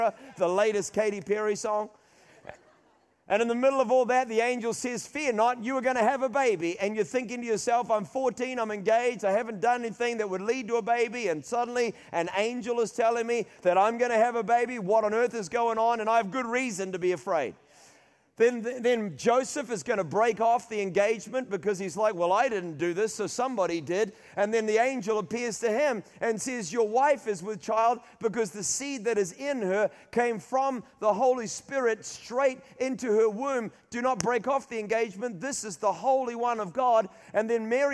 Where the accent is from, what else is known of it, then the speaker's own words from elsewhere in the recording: Auckland, New Zealand; My mother is from Rotorua. We grew up in Auckland.